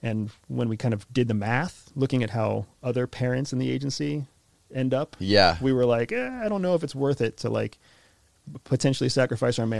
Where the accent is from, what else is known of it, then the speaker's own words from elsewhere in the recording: United States; accent: American; mine's an American accent